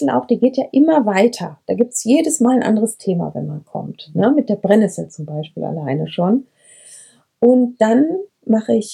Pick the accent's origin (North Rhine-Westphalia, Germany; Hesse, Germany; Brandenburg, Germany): North Rhine-Westphalia, Germany; Brenscheid; Brenscheid, hier bin ich auch aufgewachsen und was ich halt immer liebe hier, und das schätze ich so, und das wünsche ich dem ganzen Ennepe-Ruhr-Kreis, wilde Ecken.